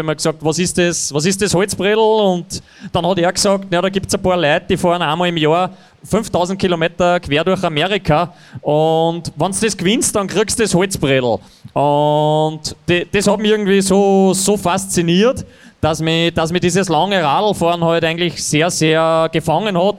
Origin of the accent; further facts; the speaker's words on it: Niederneukirchen, Upper Austria, Austria; da wo ich aufgewachsen bin, in Niederneukirchen